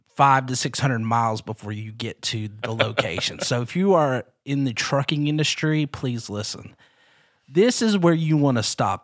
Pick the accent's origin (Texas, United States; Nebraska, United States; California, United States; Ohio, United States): Texas, United States; Texarkana; growing up not only in Texarkana but being being the son of a youth pastor